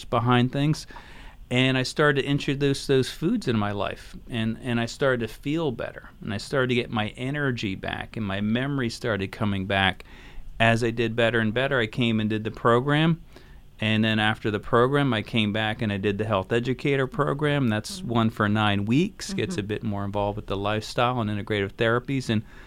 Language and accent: English; Philadelphia, Pennsylvania, United States; I grew up in Philadelphia